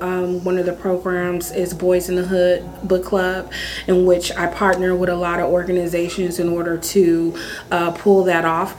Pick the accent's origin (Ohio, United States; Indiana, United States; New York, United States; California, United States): California, United States; San Francisco; now in Sacramento, United States; I am originally from San Francisco, California. Um, born and raised there